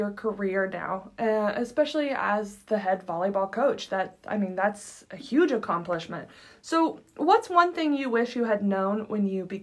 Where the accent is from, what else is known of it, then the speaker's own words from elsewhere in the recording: San Bernardino, California, United States; now in Oklahoma, United States; I'm from San Bernardino